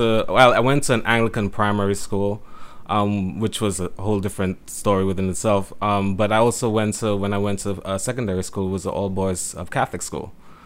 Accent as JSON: {"language": "English", "country": "St. Lucia", "tie": "born or raised there", "moved": "yes", "said": "Growing up in St. Lucia, it was very, I would say, very isolated, very, we live in a very conservative environment, society, like Jamaica."}